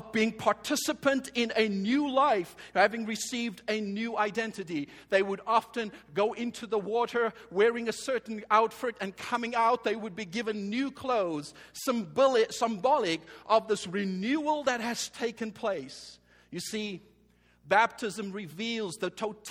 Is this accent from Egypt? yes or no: no; Cape Town, Western Cape, South Africa; I was born and raised in Cape Town as a colored South African.